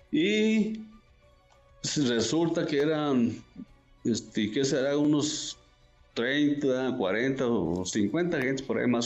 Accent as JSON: {"language": "Spanish", "town": "La Ruana", "region": "Michoacán", "country": "Mexico", "tie": "born or raised there", "said": "ahí lo que es mi pueblo, La Ruana, y parece que todo el municipio de Buenavista, ahí ya están cortando bien"}